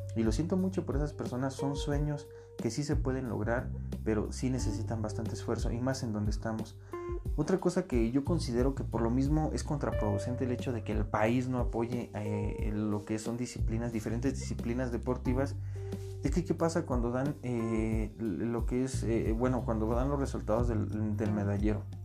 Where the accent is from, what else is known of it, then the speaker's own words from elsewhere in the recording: Mexico; yo soy mexicano de corazón